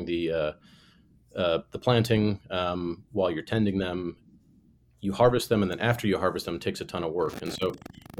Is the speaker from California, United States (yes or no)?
no; Illinois, United States; moved away as an adult; also born or lived in Germany; I grew up in Illinois, spent summers at my grandparents' farm.